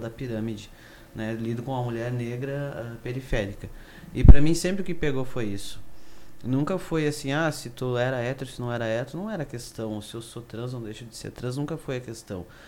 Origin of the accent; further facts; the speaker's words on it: Carazinho, Rio Grande do Sul, Brazil; now in Porto Alegre, Brazil; moro em Porto Alegre, mas sou do interior, sou de Carazinho